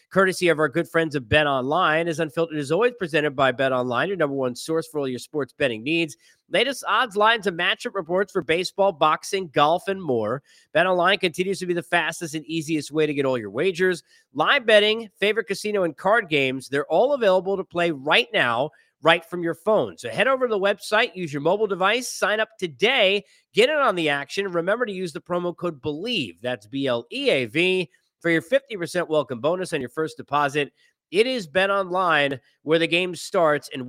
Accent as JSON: {"language": "English", "region": "New York", "country": "United States", "said": "as a New Yorker"}